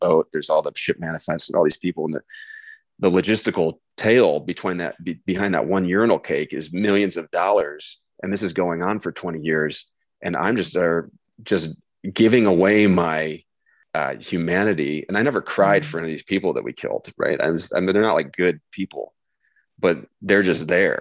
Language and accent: English; Midwest, United States; I'm an American male from the Midwest